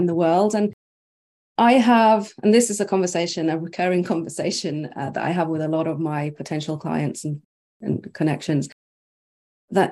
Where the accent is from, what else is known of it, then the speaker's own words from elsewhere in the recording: Norway; also born or lived in United Kingdom; So I was born and raised in Norway, but with like one foot in the UK.